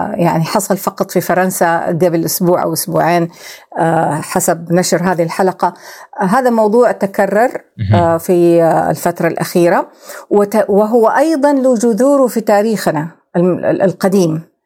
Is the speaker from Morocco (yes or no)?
no; Saudi Arabia; احنا كدوله سعوديه